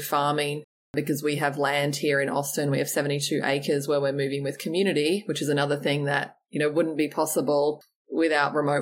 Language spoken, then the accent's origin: English; Australia; growing up in Australia and on the beach there